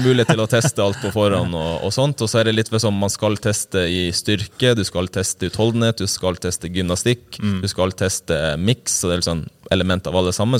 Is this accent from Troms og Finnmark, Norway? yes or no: yes; Øksfjord, Troms og Finnmark, Norway; kommer ja, fra ei lita bygd i uh, Kystfinnmark som heter Øksfjord